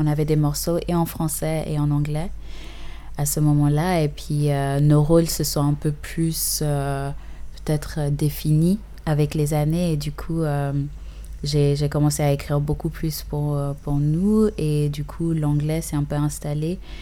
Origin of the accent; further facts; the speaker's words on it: Uganda; first language English; French is a second language; now in Geneva, Switzerland; je suis née et j'ai grandi en partie en Ouganda